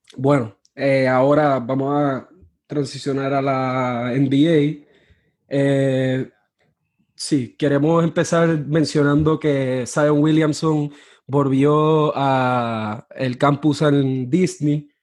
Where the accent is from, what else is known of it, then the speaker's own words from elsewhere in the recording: Mayagüez, Puerto Rico; moved away as an adult; now in New Orleans, United States; Yo soy de Mayagüez, Puerto Rico, pero ahora mismo estoy en Nueva Orleans porque estudio acá en la Universidad de Loyola